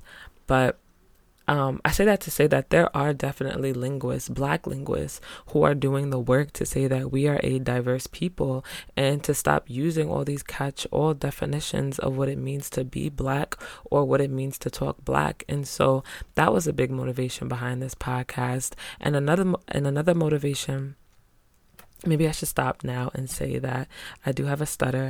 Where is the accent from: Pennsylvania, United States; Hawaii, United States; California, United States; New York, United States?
New York, United States; also born or lived in Spanish Harlem, New York / Greeleyville, South Carolina / Providence, Rhode Island; I'm from New York. Shout out to 518 Cap City.